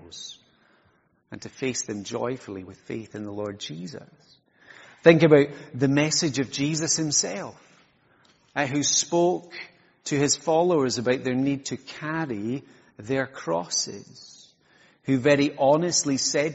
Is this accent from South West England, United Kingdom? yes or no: no; Isle of Skye, Scotland, United Kingdom; I'm from Skye, for those of you who haven't I met me, and because I'm from Sky, I get lots of tourist information questions